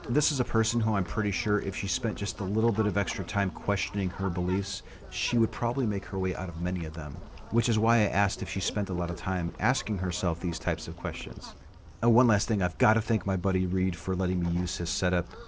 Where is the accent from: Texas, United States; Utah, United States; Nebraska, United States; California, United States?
Texas, United States; I'm, vi- I'm visiting from Texas, okay.